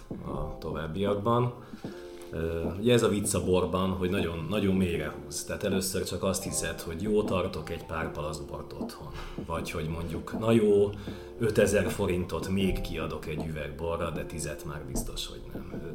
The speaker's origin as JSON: {"language": "Hungarian", "region": "Budapest", "country": "Hungary", "tie": "born or raised there", "said": "nem túl gazdag, de mégiscsak budai értelmiségi családba születtem"}